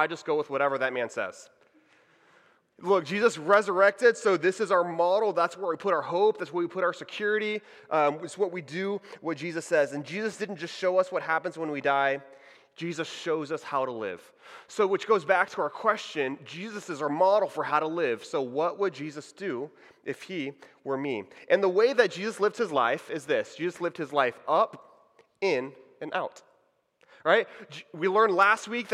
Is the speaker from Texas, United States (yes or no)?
yes; Houston, Texas, United States; moved away as an adult; also born or lived in Waco, Texas / Dallas, Texas; now in Orlando, United States; I'm from Texas. Howdy, y'all. So I grew up in the Houston area